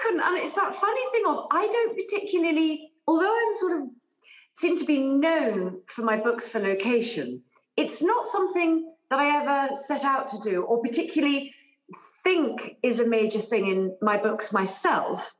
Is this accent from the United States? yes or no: no; England, United Kingdom; I grew up in England